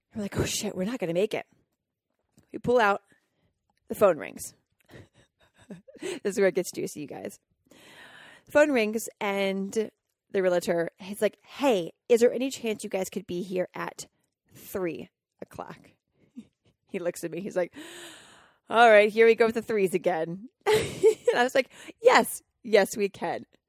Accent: Colorado, United States; growing up in Colorado and 60 acres where I got to just wander

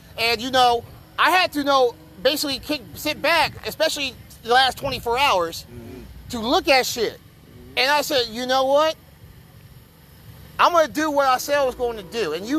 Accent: Kansas City, Missouri, United States; I came home to Kansas City.

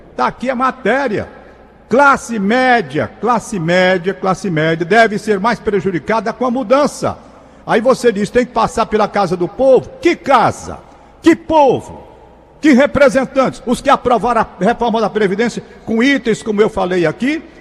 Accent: Fortaleza, Ceará, Brazil; Eu sou um cara da Gentilândia. Eu nasci na Gentilândia, moro na Gentilândia

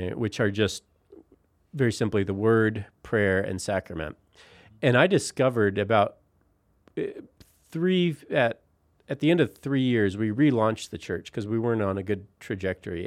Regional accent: Colorado, United States; moved away as an adult; also born or lived in Philadelphia; now in Utah, United States; I grew up in Colorado

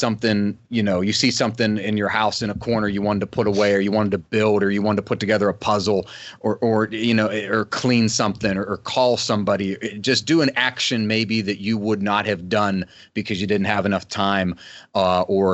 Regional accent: West Virginia, United States; the house I grew up in West Virginia

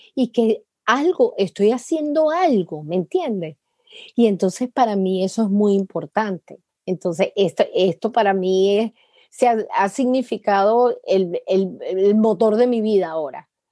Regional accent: Venezuela; moved away as an adult; now in United States; soy venezolana

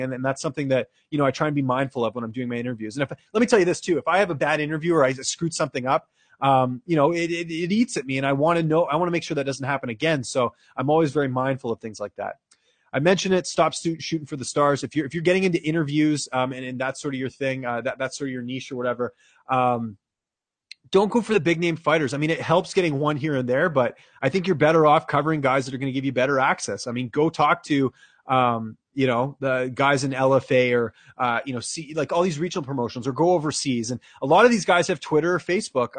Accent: Vancouver, British Columbia, Canada; moved away as an adult; also born or lived in Ottawa; now in Toronto, Canada; I'm a Canucks fan because I grew up there

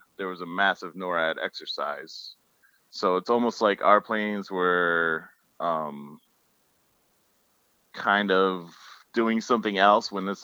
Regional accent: outside of New York, United States; I grew up outside of New York.

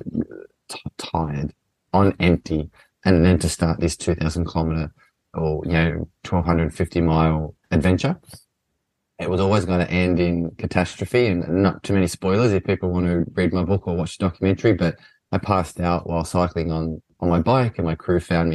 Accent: Australia; moved away; I grew up playing soccer in Australia

